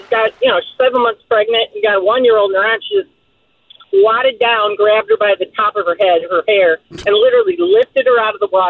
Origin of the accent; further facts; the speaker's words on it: Detroit, Michigan, United States; I grew up in Detroit, Michigan